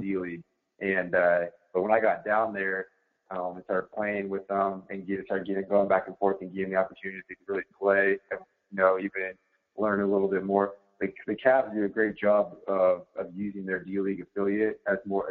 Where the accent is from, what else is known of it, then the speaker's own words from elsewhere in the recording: Chelan, Washington, United States; my hometown um, where I grew up in North Central Washington, really small community, Lake Chelan